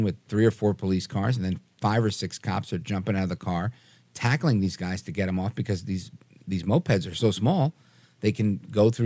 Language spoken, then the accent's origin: English; New York, United States; I grew up in New York.